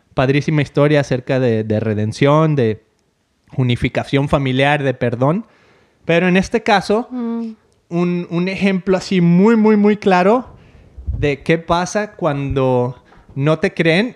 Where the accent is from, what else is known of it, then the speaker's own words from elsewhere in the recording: Mexico; moved away; siendo mexicana como yo